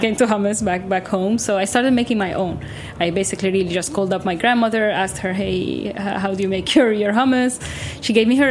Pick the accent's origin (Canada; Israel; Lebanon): Lebanon; moved away as an adult; now in New York, United States; I'm originally from Lebanon, like you mentioned, a couple miles away from Beirut, the capital. I came to the U.S., to New York specifically in 2013